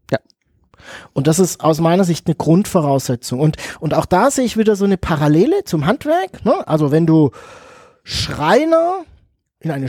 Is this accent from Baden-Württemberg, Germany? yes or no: yes; Pforzheim, Baden-Württemberg, Germany; ich komme aus Pforzheim, hier haben wir ganz viele Goldschmiede